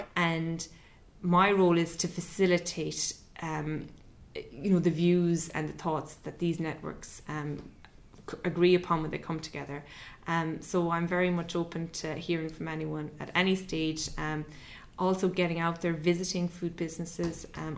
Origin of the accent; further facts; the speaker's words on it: Ireland; as Irish consumers